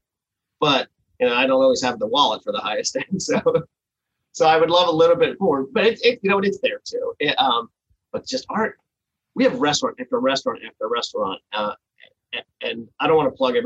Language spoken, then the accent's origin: English; New Jersey, United States; moved away; I grew up in New Jersey